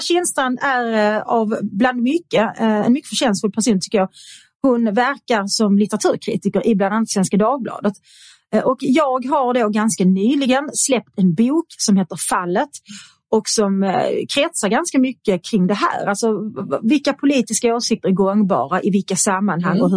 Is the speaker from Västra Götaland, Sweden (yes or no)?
no; Svedala, Skåne, Sweden; also born or lived in Kirseberg, Malmö; jag är uppväxt då i Svedala